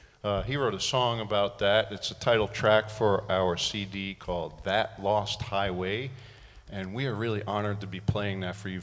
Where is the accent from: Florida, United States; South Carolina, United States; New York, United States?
New York, United States; Long Island; now in Hawaii, United States; I grew up on Long Island. I've been here for the last 15 years.